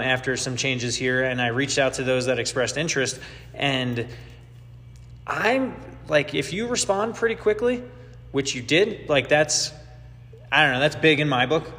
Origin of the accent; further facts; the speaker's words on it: New York, United States; I'm a New Yorker